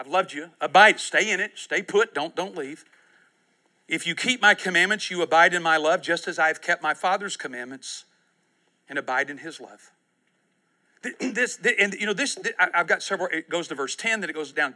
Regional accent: United States; I was born in the United States of America.

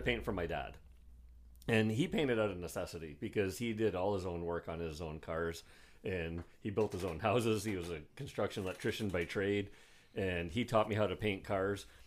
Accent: Bruce Mines, Ontario, Canada; also born or lived in Sault Ste. Marie, Ontario; I grew up in Bruce Mines, which is a really small town

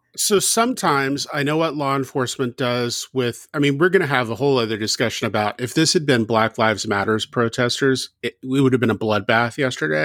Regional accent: the South, United States; I grew up in the South.

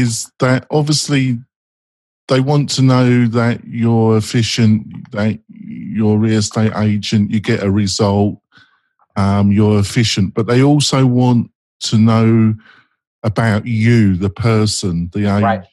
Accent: England, United Kingdom; also born or lived in Scandinavia; I'm English

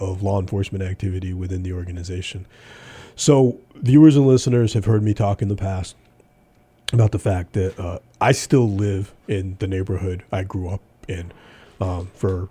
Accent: Pittsfield, Massachusetts, United States; growing up in Pittsfield in the mid-70s

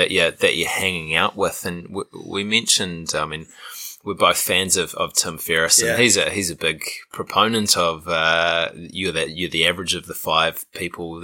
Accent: New Zealand; I grew up as a Kiwi near the ocean

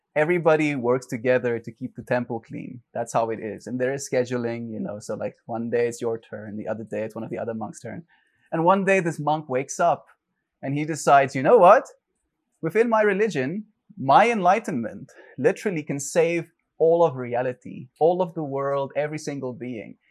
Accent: South Africa; I grew up in South Africa

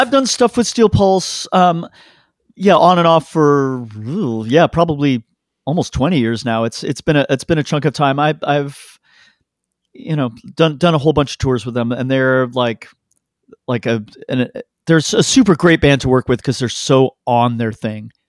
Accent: Canada; I'm Canadian

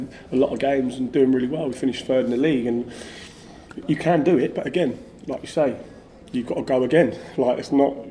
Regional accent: Basingstoke, South East England, United Kingdom; I grew up in Basingstoke, which is just outside London

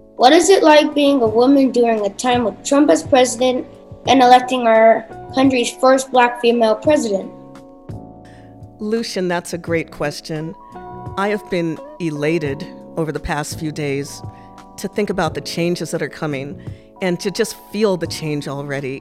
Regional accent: Massachusetts, United States; also born or lived in Japan; I spent my childhood growing up in Massachusetts

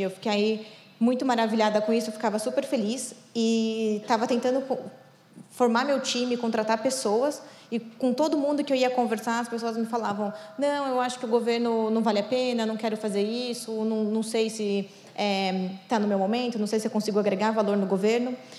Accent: São Paulo, Brazil; Eu sou aqui de São Paulo

